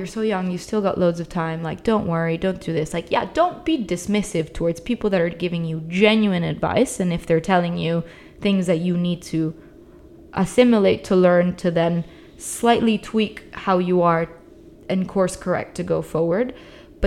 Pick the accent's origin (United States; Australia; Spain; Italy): Italy; moved away as an adult; also born or lived in United Kingdom; I grew up in Italy, but I moved to the UK for uni, and then I started working in the UK